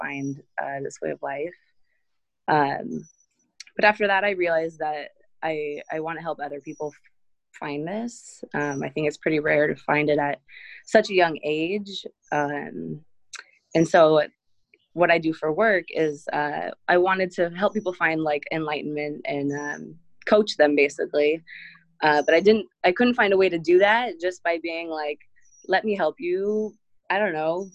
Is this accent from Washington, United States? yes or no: yes; Seattle, Washington, United States; moved away as an adult; also born or lived in Chicago / Israel; I'm from Seattle. Moved to Chicago for a while after graduating high school, and then moved to Israel